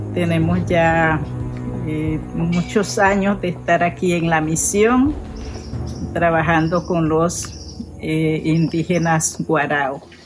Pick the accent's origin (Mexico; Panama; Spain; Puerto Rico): Panama; moved away as an adult; now in Venezuela; yo soy panameña, tengo dos años de estar aquí en la misión